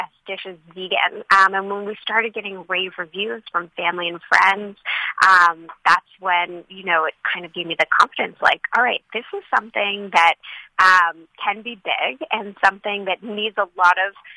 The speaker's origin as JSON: {"language": "English", "town": "Santa Monica", "region": "California", "country": "United States", "tie": "born or raised there", "said": "I grew up in Los Angeles"}